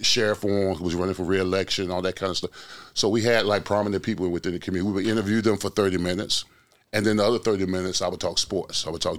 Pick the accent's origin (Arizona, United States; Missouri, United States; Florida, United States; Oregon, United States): Florida, United States; Orlando; I grew up in Orlando, Pine Hills.